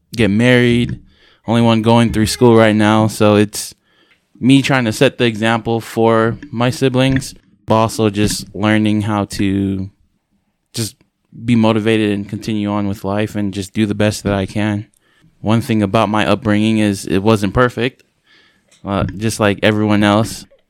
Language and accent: English; San Francisco, California, United States; I'm originally from San Francisco, California. Uh, I grew up in a big family.